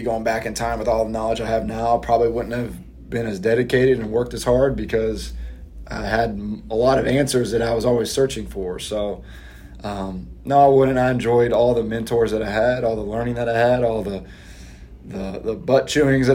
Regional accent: Louisville, Kentucky, United States; moved away as an adult; now in San Antonio, United States; I grew up in Louisville, played at Louisville.

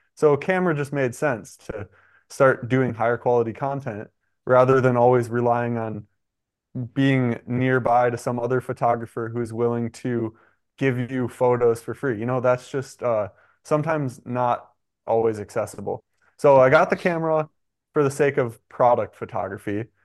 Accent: Michigan, United States; moved away as an adult; I'm from Michigan

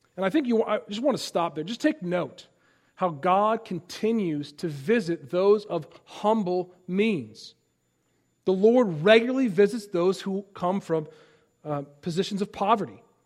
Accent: Chicago, Illinois, United States; I'm from Chicago

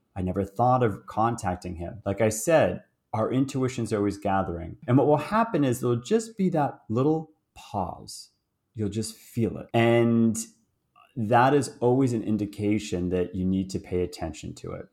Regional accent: Boston, Massachusetts, United States; moved away as an adult; now in Toronto, Canada; I was born, uh, in Boston, so So I'm American, and although I live in, uh, Toronto, Canada right now, and grew up in Boston

